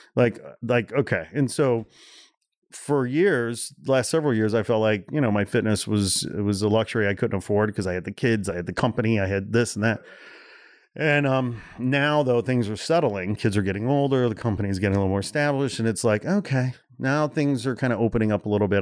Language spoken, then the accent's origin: English; Portage, Indiana, United States; also born or lived in Gary, Indiana; I was born in Gary, Indiana. I grew up about fifteen miles east in a town called Portage